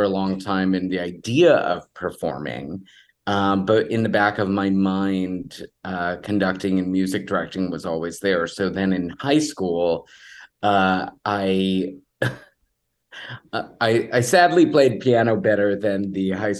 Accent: Houston, Texas, United States; I grew up in Texas, in Houston

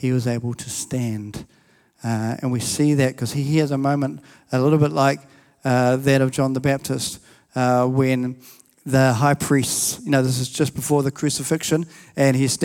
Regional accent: New Zealand; I'm a Kiwi, but my family are from England

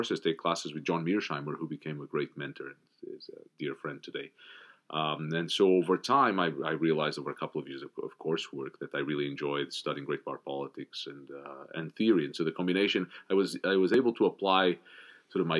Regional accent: Portugal; moved away as an adult; I grew up in Portugal

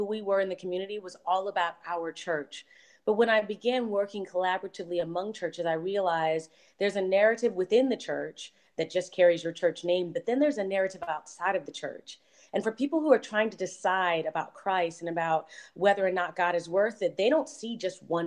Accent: Baltimore, Maryland, United States; now in Charlotte, United States; I'm from Baltimore

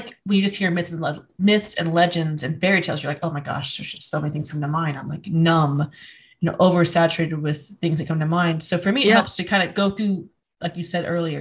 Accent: United States; I was raised in the United States

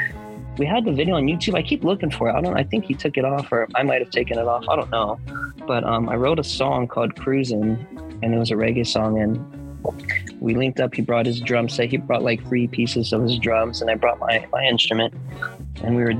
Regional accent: Hawaii, United States; moved away; I'm from Hawaii

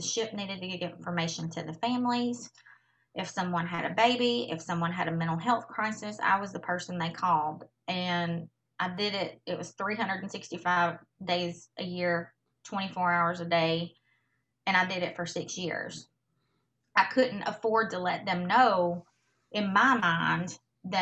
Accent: Mississippi, United States; moved away as an adult; also born or lived in Hawaii; I was born and raised in Mississippi

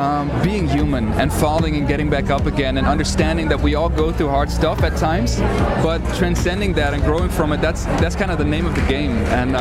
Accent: Ouderkerk aan de Amstel, North Holland, Netherlands; moved away as an adult; now in The Hague, Netherlands; I am from Oudekerk aan de Amstel.

